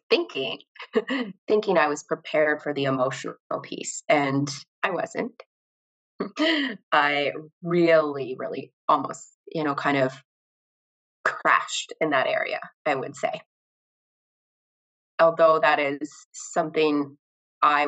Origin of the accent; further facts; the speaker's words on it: Canada; I am from Canada